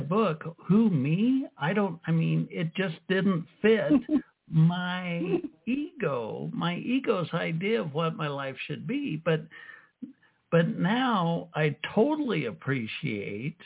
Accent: United States; I grew up in the States

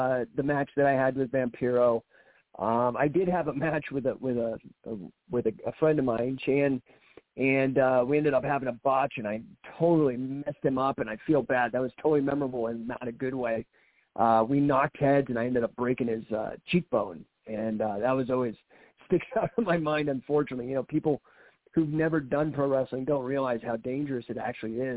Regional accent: Denver, Colorado, United States; also born or lived in Bay Area, California; My dad took me to some shows at McNichols Arena here in Denver

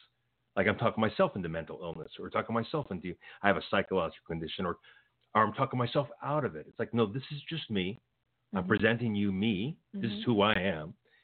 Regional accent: Los Angeles, California, United States; I grew up in Los Angeles

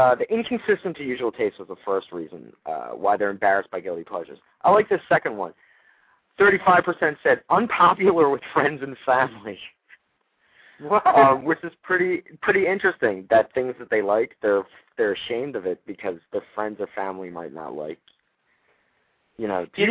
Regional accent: Philadelphia, Pennsylvania, United States; I'm from Philadelphia.

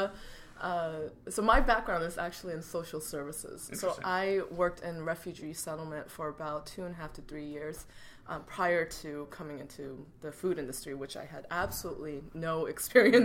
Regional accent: United States; also born or lived in Korea (ancestry) / Troy, New York; I am Korean American

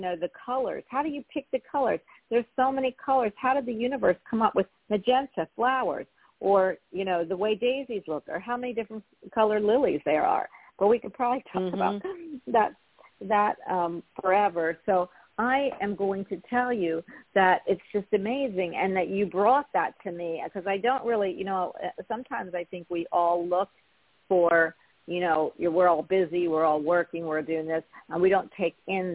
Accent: Philadelphia, Pennsylvania, United States; I'm from Philly

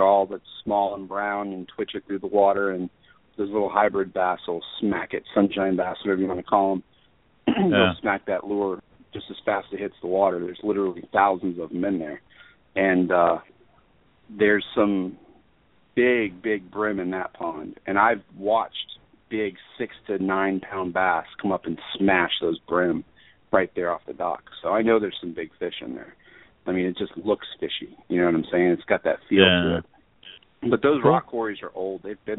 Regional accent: New York, United States; born there; I was born in Long Island, so yeah, I've experienced snowblowers before.

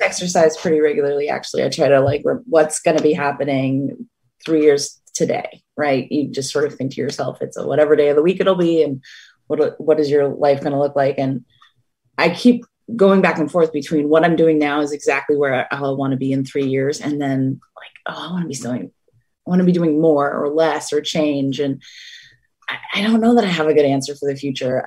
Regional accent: the Berkshires, Western Massachusetts, United States; now in Cape Cod, United States; I grew up in the Berkshires. I grew up in the mountain region of Western Mass

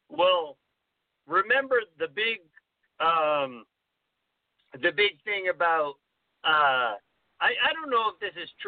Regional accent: New Jersey, United States; I can't pronounce his name because I'm from New Jersey

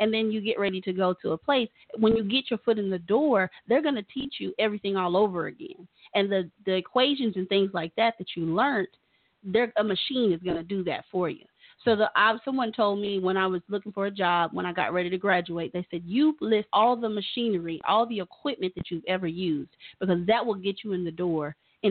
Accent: Tulsa, Oklahoma, United States; also born or lived in Tennessee; I'm from Tulsa. I'm from here

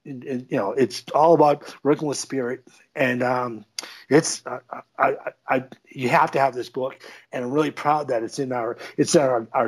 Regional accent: United States; as an American

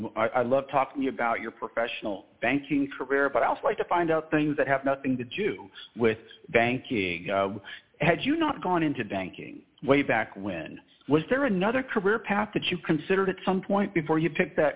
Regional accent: Texas, United States; I like to be first as a Texan.

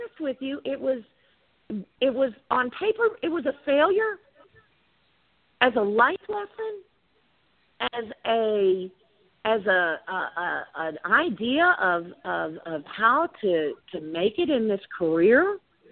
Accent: Louisiana, United States; now in Austin, United States

